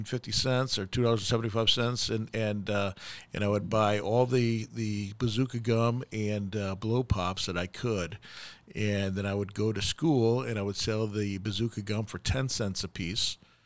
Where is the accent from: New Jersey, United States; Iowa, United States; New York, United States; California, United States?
New York, United States; Growing up in New York